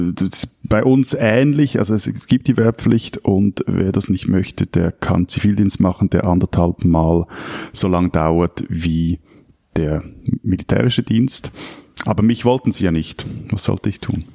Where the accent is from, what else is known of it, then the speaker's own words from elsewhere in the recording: Switzerland; mir als Schweizer